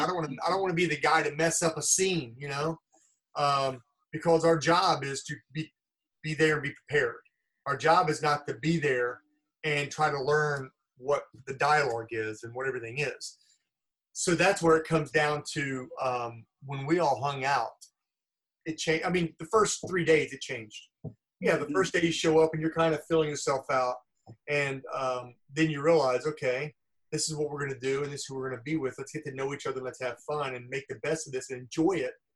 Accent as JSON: {"language": "English", "town": "Los Angeles", "region": "California", "country": "United States", "said": "I'm from Los Angeles."}